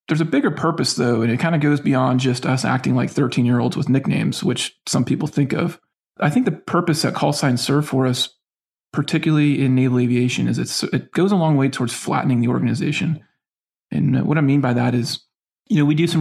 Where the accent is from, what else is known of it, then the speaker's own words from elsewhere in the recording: Northwest Florida, United States; I grew up in Northwest Florida